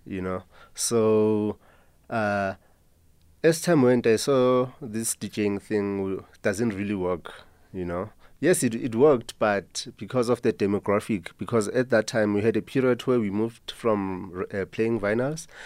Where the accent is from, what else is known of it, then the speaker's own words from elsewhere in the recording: Soweto, Gauteng, South Africa; Growing up in Mzimhlophe